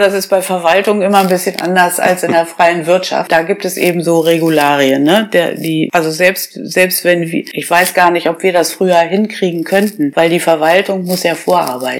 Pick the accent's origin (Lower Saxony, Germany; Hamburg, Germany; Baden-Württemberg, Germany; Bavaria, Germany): Lower Saxony, Germany; Kreinsen; moved away as an adult; also born or lived in Bad Gandersheim / Göttingen / Einbeck; now in Holtensen, Germany; Ich bin geboren in Bad Gandersheim und äh, gewohnt habe ich eben zu Hause in meinem Elternhaus in Kreinsen